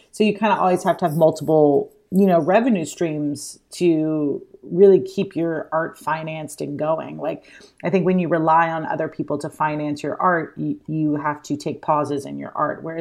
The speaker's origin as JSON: {"language": "English", "region": "Alabama", "country": "United States", "moved": "yes", "lives_now": "New York, United States", "said": "I moved to New York from Alabama and I had like literally $200 in my pocket."}